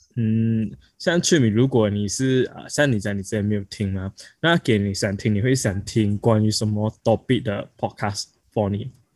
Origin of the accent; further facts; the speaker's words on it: Malaysia; 我们是来自马来西亚的